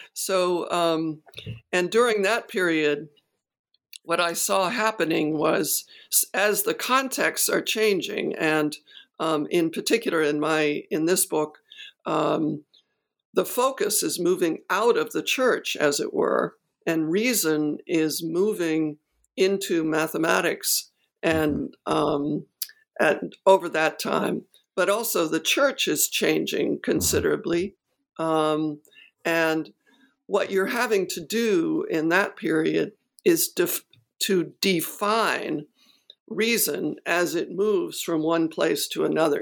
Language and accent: English; United States; I'm an American